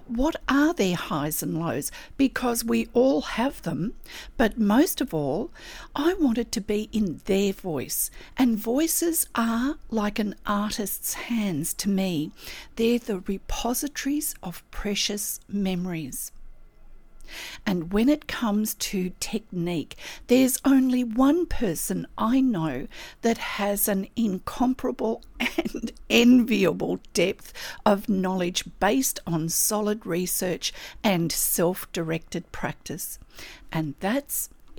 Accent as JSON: {"language": "English", "country": "Australia", "said": "I'm an Australian textile artist"}